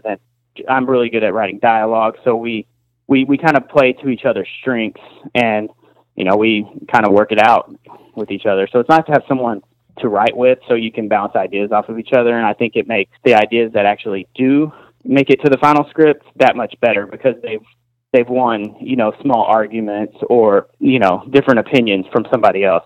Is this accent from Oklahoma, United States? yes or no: no; Amarillo, Texas, United States; we're from Amarillo